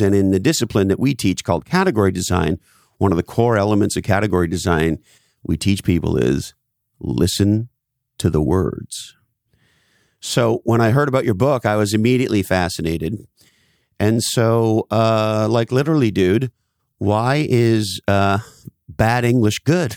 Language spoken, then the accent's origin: English; Canada; so I grew up in Canada, on the East Coast of Canada.